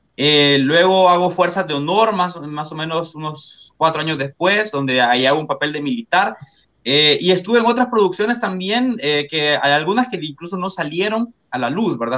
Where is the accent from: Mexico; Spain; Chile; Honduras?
Honduras; Comayagua; yo soy de Comayagua, soy de Comayagua, Honduras